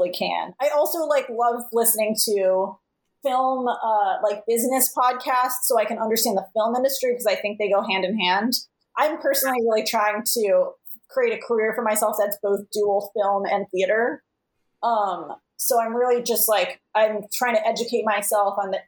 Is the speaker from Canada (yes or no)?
no; Los Angeles, California, United States; now in Chicago, United States; I was born in Los Angeles. I've never lived there as an adult, but I was born there